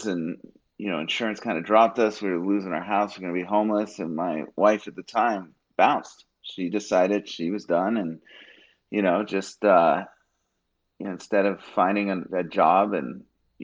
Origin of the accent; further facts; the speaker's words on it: Bay Area, California, United States; I grew up in the Bay Area